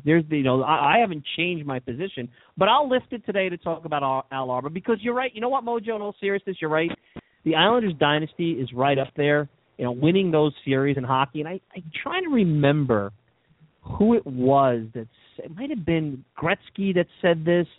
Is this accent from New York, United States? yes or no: yes; New York City, New York, United States; I grew up in Brooklyn. I was a young kid. In 1984, I was 7 years old.